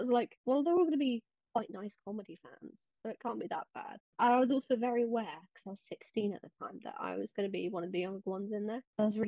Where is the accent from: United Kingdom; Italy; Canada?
United Kingdom; England; I'm 18. I'm from England.